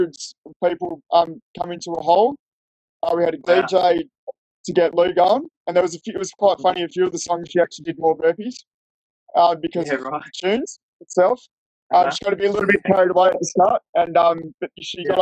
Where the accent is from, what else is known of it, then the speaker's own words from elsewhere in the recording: Fremantle, Western Australia, Australia; moved away as an adult; also born or lived in Perth; now in Tasmania, Australia; I'm from Fremantle